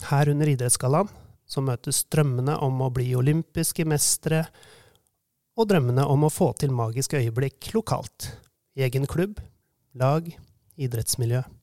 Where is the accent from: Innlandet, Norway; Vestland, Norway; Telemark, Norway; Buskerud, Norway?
Innlandet, Norway; Hamar; Jeg vokste jo opp her på Hamar